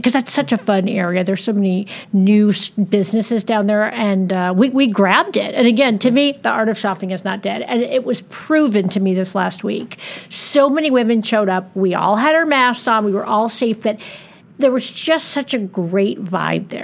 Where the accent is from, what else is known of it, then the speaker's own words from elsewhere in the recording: Rochester, New York, United States; now in Dallas, United States; I grew up in Rochester